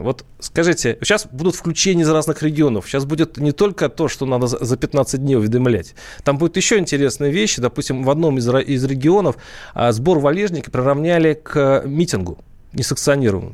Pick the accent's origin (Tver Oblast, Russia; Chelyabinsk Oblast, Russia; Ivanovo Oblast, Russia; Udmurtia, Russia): Tver Oblast, Russia; я сам из Тверской области